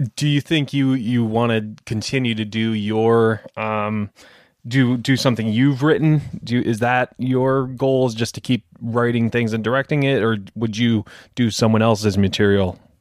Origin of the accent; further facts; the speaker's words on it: Detroit, Michigan, United States; moved away; I'm from Detroit originally, and it's right next to Canada